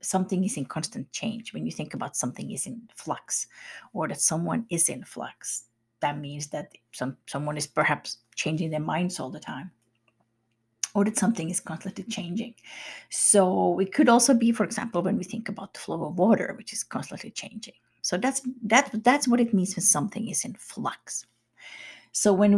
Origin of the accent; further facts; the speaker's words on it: Finland; I'm from Finland myself